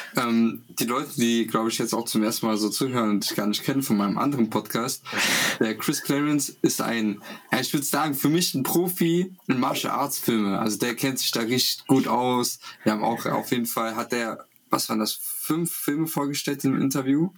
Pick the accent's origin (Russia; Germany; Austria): Russia; moved away; als Kind in Russland